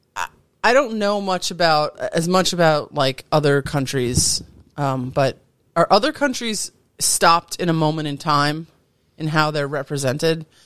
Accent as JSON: {"language": "English", "country": "United States", "said": "I'm as American as apple pie."}